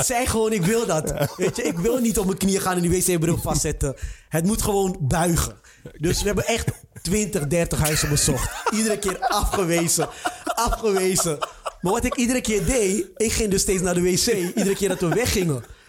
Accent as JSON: {"language": "Dutch", "town": "Amsterdam", "region": "North Holland", "country": "Netherlands", "tie": "born or raised there", "also_born_or_lived": "IJburg", "moved": "as an adult", "lives_now": "Almere, Netherlands", "said": "Ik kom uit Amsterdam"}